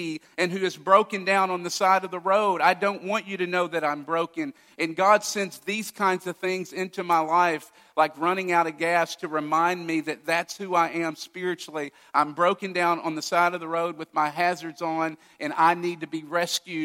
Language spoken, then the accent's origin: English; Owensboro, Kentucky, United States; moved away; which is the way you go to my hometown